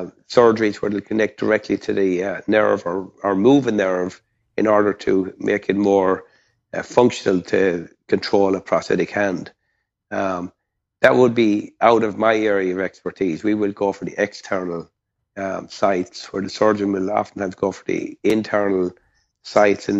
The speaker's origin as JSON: {"language": "English", "country": "Ireland", "tie": "born or raised there", "moved": "yes", "said": "I grew up in, as you can tell by my accent, not in Texas, but in Ireland"}